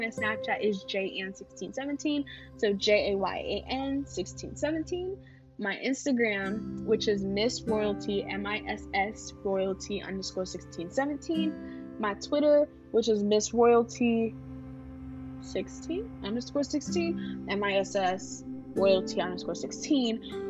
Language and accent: English; New York, United States; So I'm from New York, as I said, but I tend to catch my parents' Haitian accent, and then occasionally you'll hear my accent switch to a kind of Southern accent, to try and fit in.